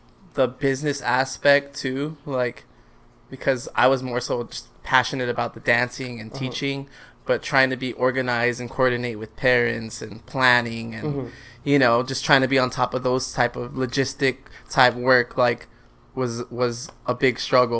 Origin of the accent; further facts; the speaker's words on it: Philippines; I am Filipino.